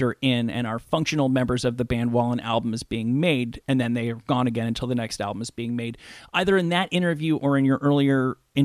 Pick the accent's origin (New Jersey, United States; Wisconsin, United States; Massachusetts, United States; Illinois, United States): New Jersey, United States; I'm from New Jersey